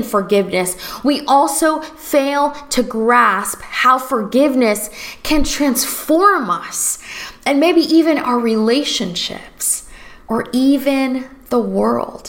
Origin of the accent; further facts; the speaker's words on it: Florida, United States; also born or lived in Los Angeles, United States; now in New Orleans, United States; I'm originally from Florida